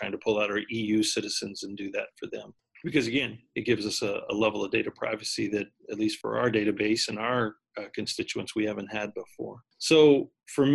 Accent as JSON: {"language": "English", "region": "Texas", "country": "United States", "tie": "born or raised there", "said": "I grew up in Texas, so it's kind of like the Texas weather"}